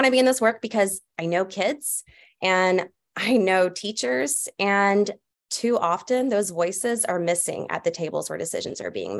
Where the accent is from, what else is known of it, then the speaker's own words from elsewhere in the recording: Atlanta, Georgia, United States; I was born and raised in Atlanta, Georgia